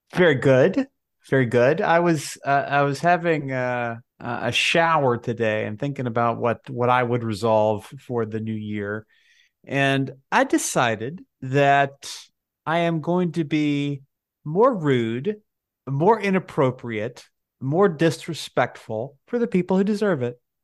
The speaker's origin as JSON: {"language": "English", "region": "Alabama", "country": "United States", "said": "I'm from Alabama"}